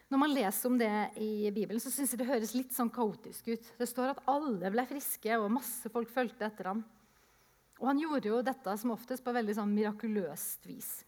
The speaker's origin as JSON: {"language": "Norwegian", "country": "Japan", "tie": "born or raised there", "said": "jeg vokste opp i Japan, så jeg ser for meg en misjonærkonferanse"}